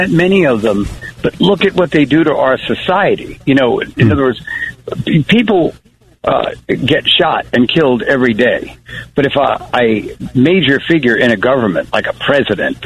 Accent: Long Island, New York, United States; moved away as an adult; also born or lived in Harlem, New York; I grew up in Long Island and then wound up living in Harlem.

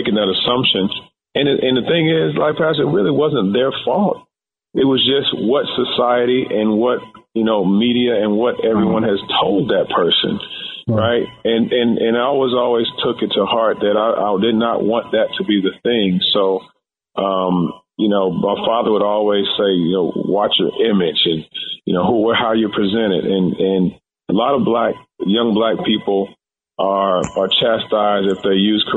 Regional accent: Louisville, Kentucky, United States; growing up in Louisville, Kentucky

